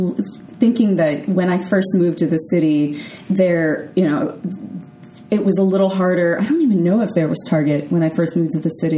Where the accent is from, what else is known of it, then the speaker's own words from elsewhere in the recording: South San Francisco, California, United States; I'm from South City, Yep, I'm a Peninsula girl through and through.